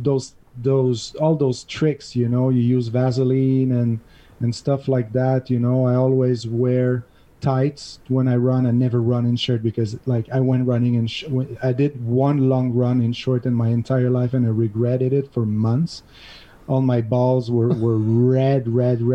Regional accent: Montreal, Quebec, Canada; now in Catalonia, Spain; I'm from Montreal originally. This is where my $2 accent is coming from

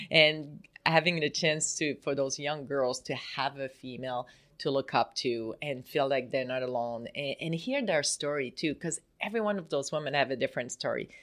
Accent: Canada; moved away as an adult; now in United States; I'm from Canada, I'm born there, I play for Canada, the Olympics

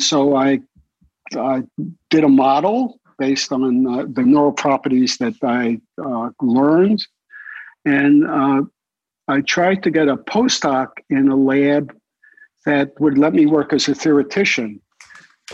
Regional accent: New York City, New York, United States; I grew up in Brooklyn

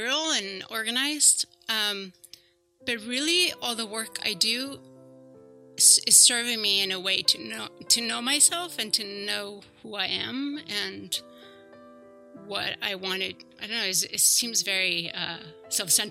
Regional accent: Basque Country, Spain; moved away as an adult; I grew up in the Basque Country. I lived there until I was 24.

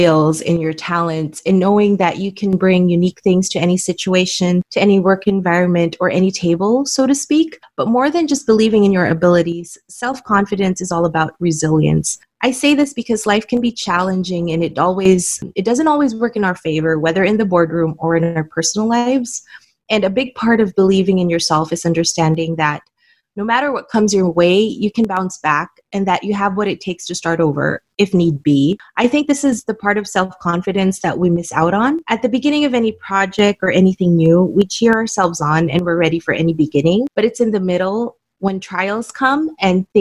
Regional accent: Manila, Metro Manila, Philippines; I was born and raised in Manila, Philippines

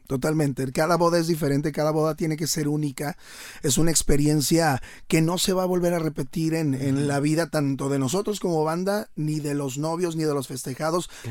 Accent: León, Guanajuato, Mexico; moved away as an adult; now in Monterrey, Mexico; soy oriundo de León, Guanajuato

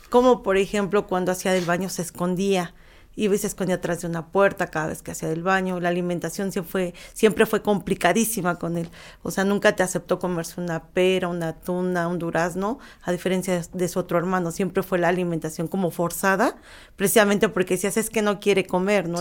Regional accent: Mexico

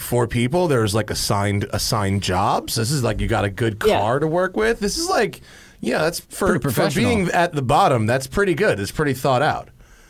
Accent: New York, United States; I'm from New York

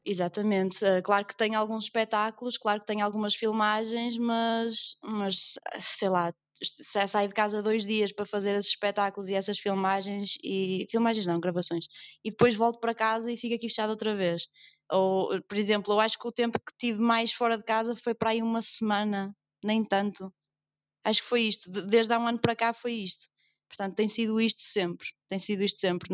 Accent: Northern Portugal, Portugal; accent: northern (nortenho); toda a gente percebe que, que, que eu não sou do sul, que sou do norte, tenho um sotaque que nortenho.

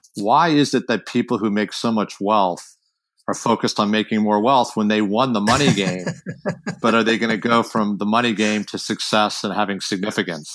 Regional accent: Washington, District of Columbia, United States; also born or lived in San Francisco; now in Northern California, United States; I grew up in Washington D.C., but I you know, lived in a suburb

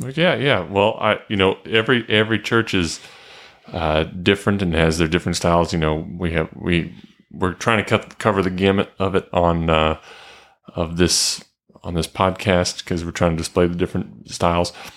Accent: Marietta, Georgia, United States; I grew up in Marietta, home of the big chicken

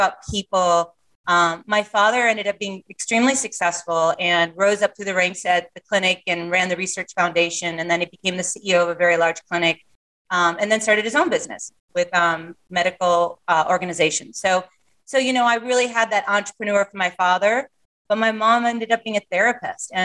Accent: Marshfield, Wisconsin, United States; I was born and raised in Wisconsin in a small town called Marshfield.

